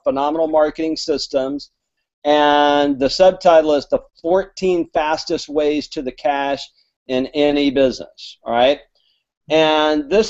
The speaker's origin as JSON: {"language": "English", "region": "Alabama", "country": "United States", "said": "I'm from Alabama, so my grammar is not good"}